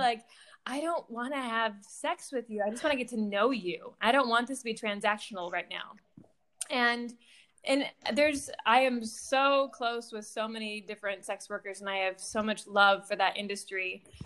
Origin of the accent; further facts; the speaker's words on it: Michigan, United States; moved away as an adult; also born or lived in Boston, Massachusetts; I grew up in Michigan